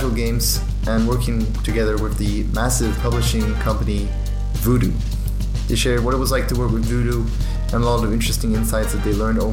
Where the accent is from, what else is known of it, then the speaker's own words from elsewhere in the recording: Düsseldorf, North Rhine-Westphalia, Germany; I'm from Germany, man. That's where I live as well.